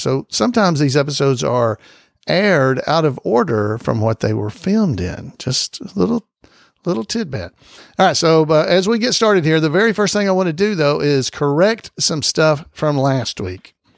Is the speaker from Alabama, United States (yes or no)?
yes; Alabama, United States; I'm from Alabama